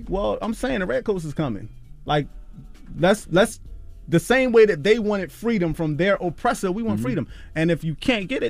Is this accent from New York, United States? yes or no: no; Philadelphia, Pennsylvania, United States; I say John, I'm from Philly.